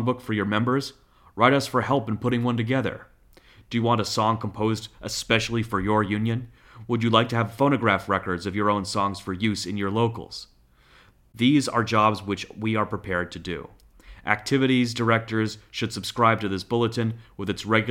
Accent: Boston, Massachusetts, United States; growing up in the Boston area

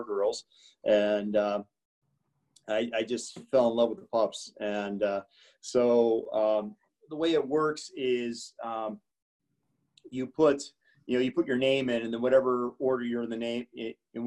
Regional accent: Hinsdale, Illinois, United States; I was born in Hinsdale. I was born the youngest of five. I have three older brothers and an older sister. So I went to the local grammar school

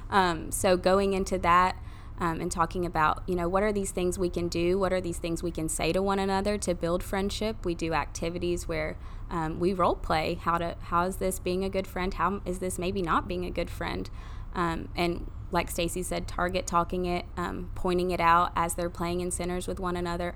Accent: Maryville, Tennessee, United States; grew up here, grew up in Maryville.

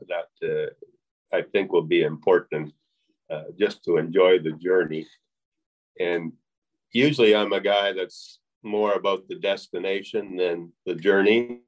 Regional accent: Western Alberta, Canada; I'm a Canadian, born in Canada, raised in Canada, Western Alberta

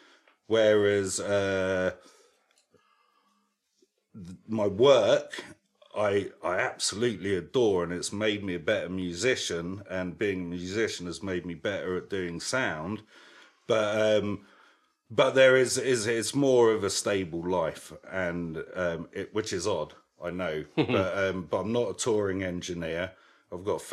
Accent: London, United Kingdom; I spent a lot of that time in East London

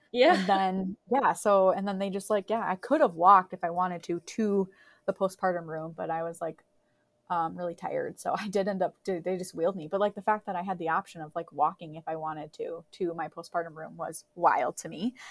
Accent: Crookston, Minnesota, United States; moved away; my hometown of Crookston

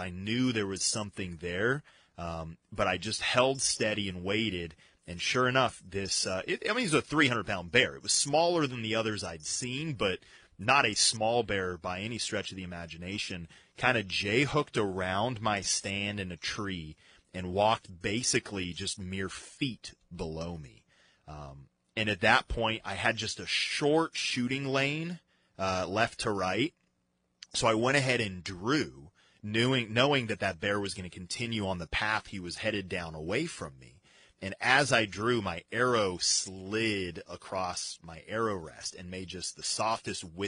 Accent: Colorado, United States; I grew up in Colorado

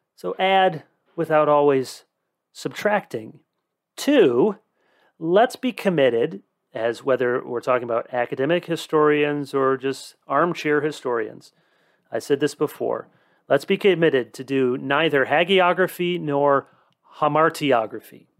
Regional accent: United States

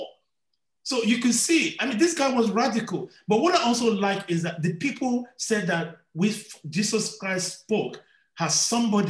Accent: London, United Kingdom; I was born in London

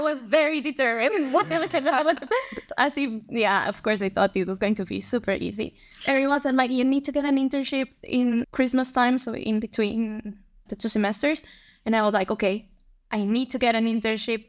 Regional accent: Bogota, Bogotá Capital District, Colombia; moved away as an adult; also born or lived in Singapore / Germany; now in Netherlands; So I'm from Colombia. I was born there and I grew up there. I'm from Bogota, from the capital

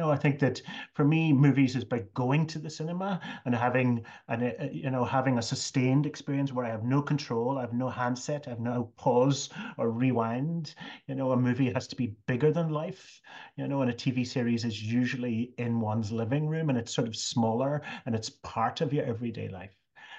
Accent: Ireland; It was about England, and of course, as an Irish person, I felt that we had been somewhat colonized by England.

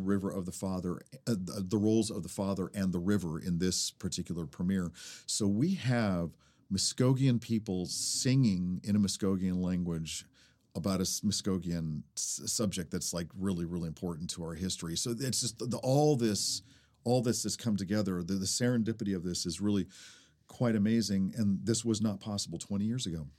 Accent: Chickasaw Nation, United States; coming from a Chickasaw person

